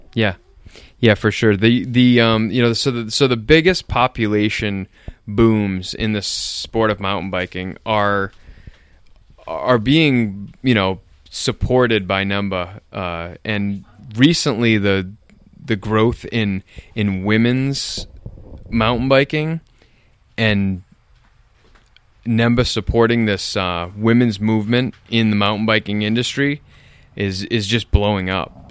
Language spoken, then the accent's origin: English; Nashua, New Hampshire, United States; I grew up in Nashua